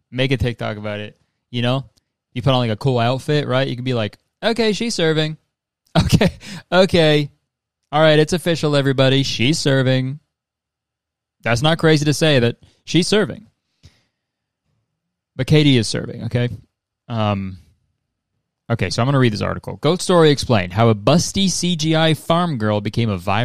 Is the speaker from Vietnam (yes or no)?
no; Canada; I'm Canadian